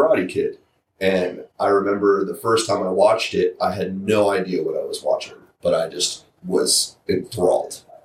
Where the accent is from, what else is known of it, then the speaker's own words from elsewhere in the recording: St. Petersburg, Florida, United States; I'm from St. Pete